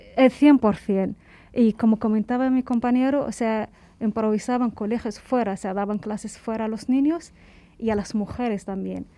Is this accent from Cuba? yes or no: yes; Cuba; moved away as an adult; also born or lived in Dakhla, Western Sahara; hemos pasado eh, nuestra adolescencia, juventud, hemos formado nuestra personalidad allí